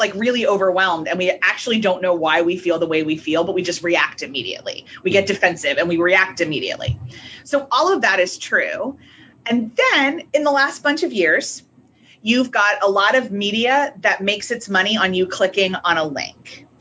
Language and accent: English; United States; also born or lived in Northern Ireland; especially being an American